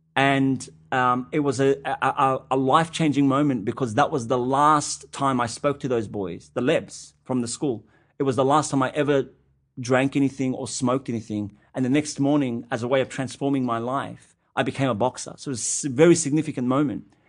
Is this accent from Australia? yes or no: yes; Sydney, New South Wales, Australia; an Arab Australian Muslim kid growing up in Western Sydney